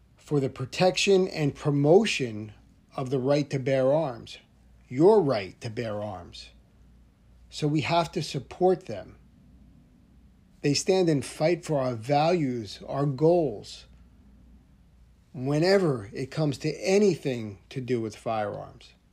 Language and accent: English; New Jersey, United States; I'm from New Jersey